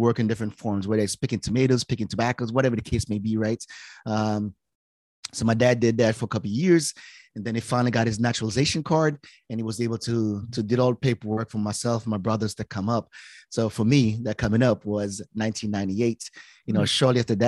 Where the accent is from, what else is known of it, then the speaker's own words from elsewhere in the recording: Jamaica; also born or lived in Pensacola, Florida / California; now in United States; born and raised in Jamaica.